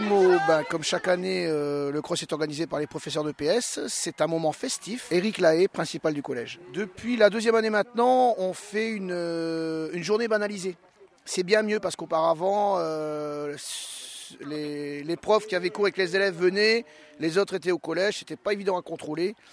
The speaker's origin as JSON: {"language": "French", "area": "the Nord", "region": "Hauts-de-France", "country": "France", "tie": "born or raised there", "said": "Je suis originaire du Nord"}